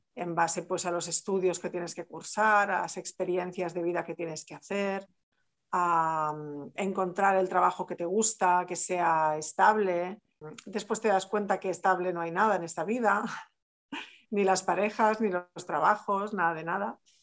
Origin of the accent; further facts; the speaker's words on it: Barcelona, Catalonia, Spain; yo soy de Barcelona, soy catalana